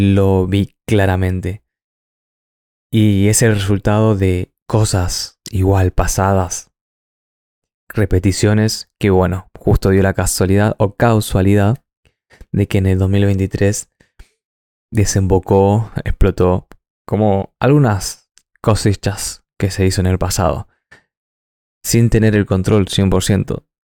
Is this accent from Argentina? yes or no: yes; Argentina; moved away as an adult; now in New Zealand